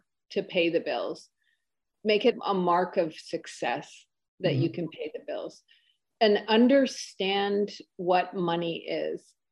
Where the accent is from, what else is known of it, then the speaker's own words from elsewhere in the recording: the North, Northern Canada, Canada; I grew up in the North, and the North is pretty tough, close to Alaska.